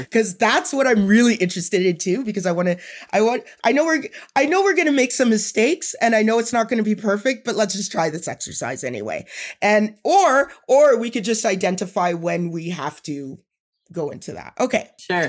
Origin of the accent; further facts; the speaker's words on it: Edmonton, Alberta, Canada; I grew up in Edmonton